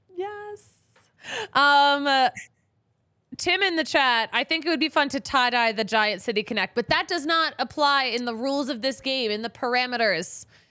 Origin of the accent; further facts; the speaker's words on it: Philadelphia, Pennsylvania, United States; I'm from Philly.